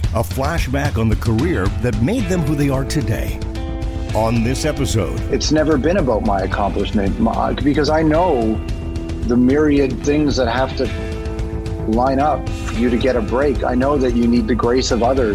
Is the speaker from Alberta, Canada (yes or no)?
no; Toronto, Ontario, Canada; also born or lived in Malton; we grew up in Toronto, uh, West Side, so I don't know who knows the city, but I grew up in Rexdale